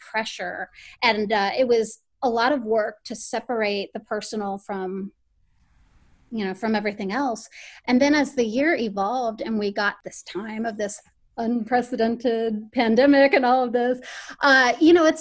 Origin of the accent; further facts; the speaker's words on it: Miami, Florida, United States; moved away as an adult; I'm originally from Miami, Florida. And so all my training for journalism and everything was down there